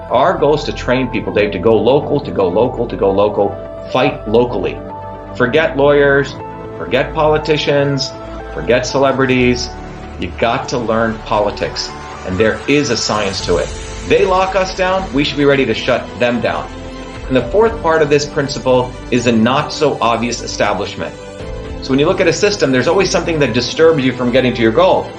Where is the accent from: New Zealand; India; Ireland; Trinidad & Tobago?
India; moved away; I grew up in India